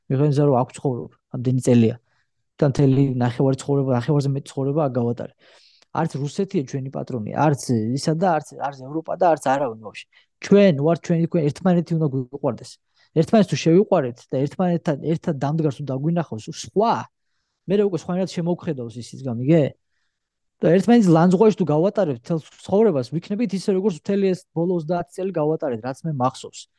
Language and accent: Georgian; Georgia; born or raised there; now in United States